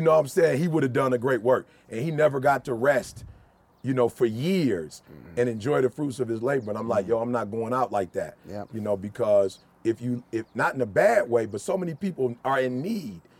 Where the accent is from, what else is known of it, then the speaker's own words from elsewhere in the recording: United States; also born or lived in Chicago, Illinois / Detroit, Michigan; I'm from Chicago and Detroit